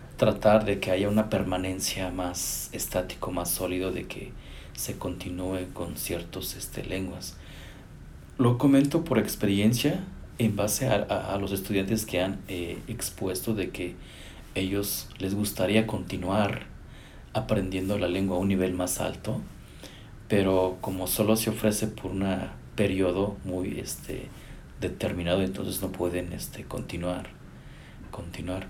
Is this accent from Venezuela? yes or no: no; Chicontepec, Veracruz, Mexico; also born or lived in Zacatecas, Mexico; now in Austin, United States; Soy originario de Chicotepec, Veracruz, nacido ahí